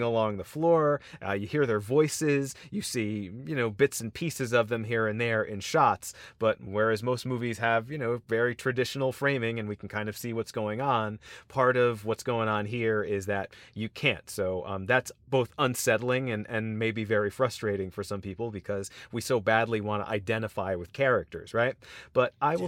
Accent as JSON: {"language": "English", "country": "United States", "said": "particularly as American audiences"}